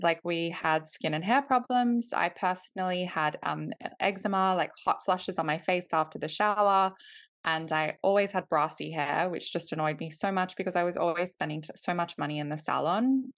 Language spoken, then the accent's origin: English; Australia; moved away as an adult; now in London, United Kingdom; I am originally from Australia. I grew up in Australia, but my mum is from Iceland